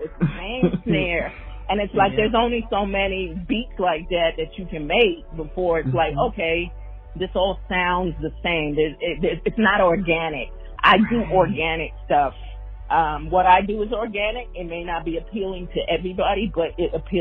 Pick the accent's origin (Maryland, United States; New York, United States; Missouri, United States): New York, United States; moved away as an adult; now in Houston, United States; I'm actually originally from New York, but I've been in Houston since 2003. So I've been here for quite a while. And the influence of both is heavy in me because, you know, growing up in New York